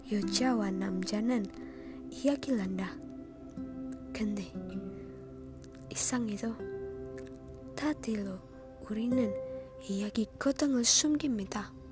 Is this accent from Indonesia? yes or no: yes; Indonesia; Korean is a second language; 전 한국인이 아니다. 난 인도네시아는.